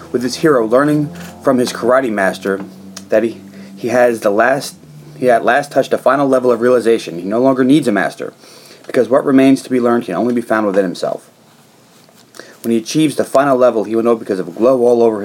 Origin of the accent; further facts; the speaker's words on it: New York, United States; this was close to where I grew up, so not that I'm from Harlem or Chinatown